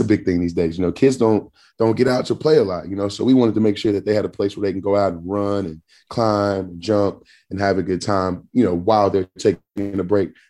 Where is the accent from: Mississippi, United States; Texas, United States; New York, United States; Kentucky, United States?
Texas, United States; Jasper; now in Atlanta, United States; my hometown in Jasper